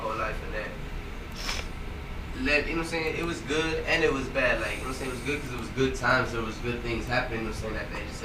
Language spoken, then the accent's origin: English; Houston, Texas, United States; I'm from Houston, from Southeast Houston